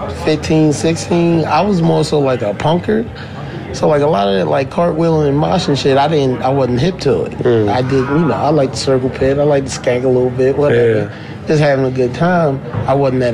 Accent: Baltimore, Maryland, United States; I'm from Baltimore.

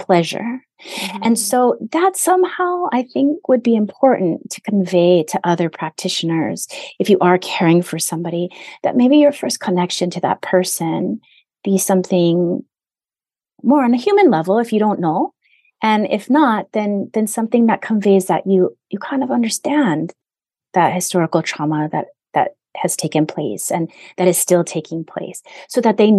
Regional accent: Hawaii, United States; in my 50 years almost of being here, I've only met one person, one, when I said I'm Native Hawaiian

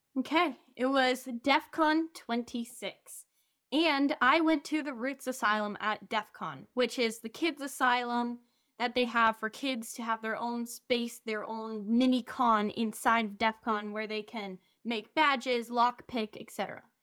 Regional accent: Romania; first language English and Romanian; moved away; I basically grew up there

